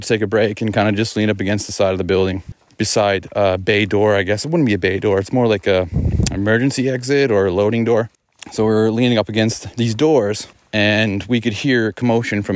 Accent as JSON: {"language": "English", "town": "Glace Bay", "region": "Nova Scotia", "country": "Canada", "tie": "born or raised there", "said": "my hometown of Glace Bay, which is in Nova Scotia"}